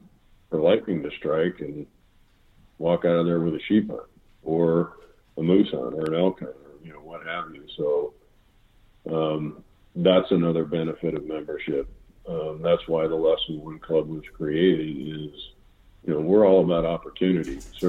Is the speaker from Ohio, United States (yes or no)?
yes; Ohio, United States; moved away; We talked about growing up in Ohio and all of that.